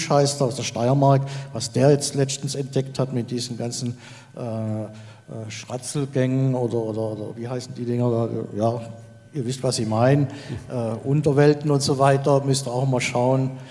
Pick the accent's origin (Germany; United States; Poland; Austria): Germany; Baden-Württemberg; ich komme aus dem Schwarzwald und ich bin seit einem Jahr unterwegs mit der Forschergruppe Waldgeist.